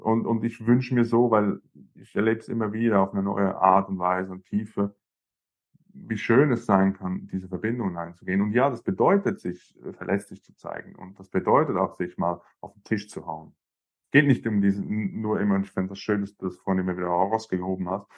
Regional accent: Zurich, Switzerland; bei uns in Zürich, in der Schweiz

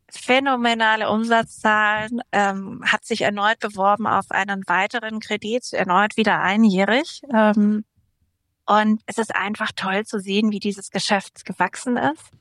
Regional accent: Würzburg, Bavaria, Germany; Genau, den Dirk Nowitzki, der aus meiner Heimatstadt kommt.

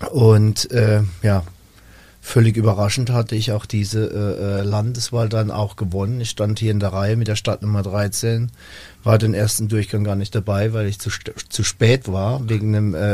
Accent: Rhineland-Palatinate, Germany; für mich als Junger, als Pfälzer Junger, sag ich mal vom Dorf

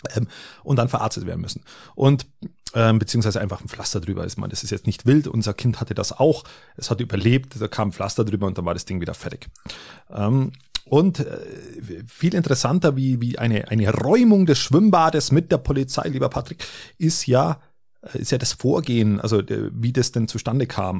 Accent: Germany; bei uns in Deutschland

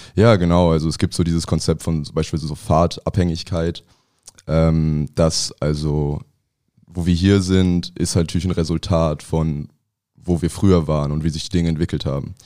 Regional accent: Ratingen, North Rhine-Westphalia, Germany; moved away as an adult; also born or lived in Bamberg; now in Berlin, Germany; ich bin in, in Bamberg geboren. Ähm, also mein Vater kommt aus Franken und meine Eltern haben da gelebt, haben sich da kennengelernt. Ähm, und dann mit einem Jahr ist äh, meine Familie nach Rating, also neben Düsseldorf, gezogen. Und da bin ich aufgewachsen

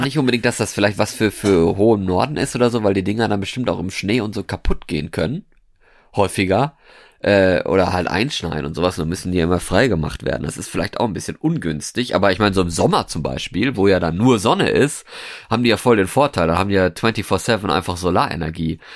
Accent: Norway; moved away as an adult; now in Germany; Ich bin aus Norwegen. Beziehungsweise habe ich da gewohnt. Also ich bin da nicht geboren worden, aber ich habe da ja 13, 13 Jahre gewohnt.

